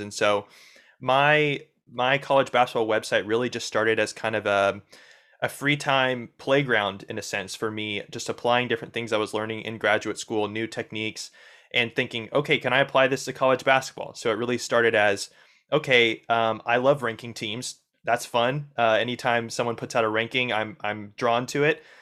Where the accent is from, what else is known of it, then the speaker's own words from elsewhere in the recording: Indiana, United States; I grew up in Indiana